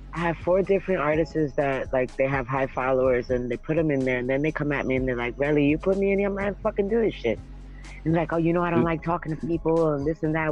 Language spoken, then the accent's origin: English; New York City, New York, United States; moved away as an adult; now in Florida, United States; I'm from Brooklyn, New York